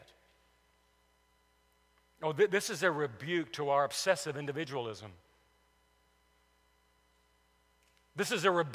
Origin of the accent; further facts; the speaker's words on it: Cullman, Alabama, United States; In the neighborhood I grew up on Elm Street in Cullman, Alabama